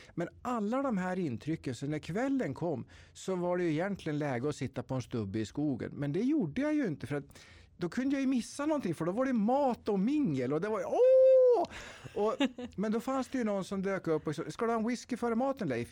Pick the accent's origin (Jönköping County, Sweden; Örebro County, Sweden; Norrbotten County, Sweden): Örebro County, Sweden; Tiveden forests, Närke; jag är född och uppväxt i Tiveskogarna i Närke